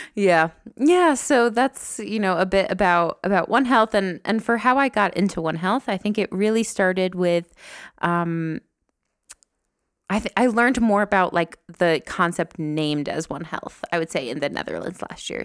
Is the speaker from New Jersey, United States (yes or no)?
yes; New Jersey, United States; moved away as an adult; now in Rwanda; I'm from New Jersey